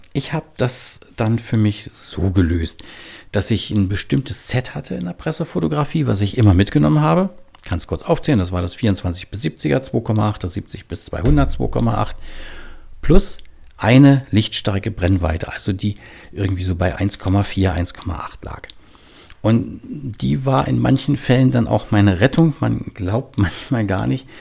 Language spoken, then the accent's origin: German; Berlin, Germany; now in Bremen, Germany; lebe in Bremen, aber ich komme eigentlich aus Berlin und manchmal hört man das auch